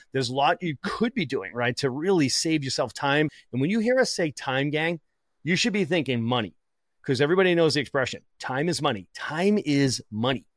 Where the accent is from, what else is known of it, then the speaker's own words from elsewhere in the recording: Boston, Massachusetts, United States; I'm from Boston